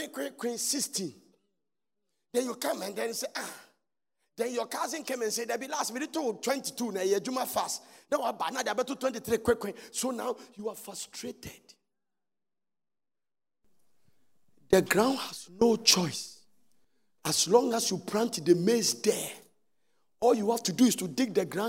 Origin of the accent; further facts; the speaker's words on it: Ghana; we are Ghana, we are under British rule